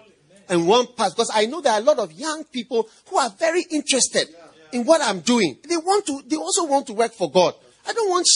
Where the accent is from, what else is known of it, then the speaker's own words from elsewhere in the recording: Ghana; I am a Ghanaian, and the church was started from Ghana